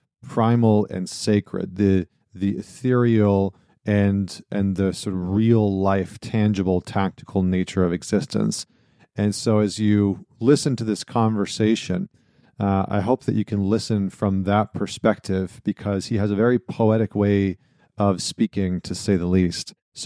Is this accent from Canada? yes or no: yes; Northern Canada, Canada; now in United States; I was going to say I'm upstate New York right now, but I'm from Northern Canada, and so I'm familiar with the cold, very familiar with it.